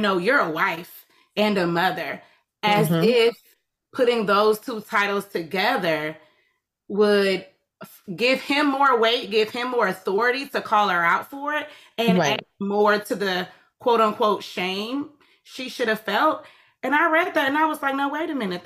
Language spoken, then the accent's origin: English; Atlanta, Georgia, United States; I'm from Atlanta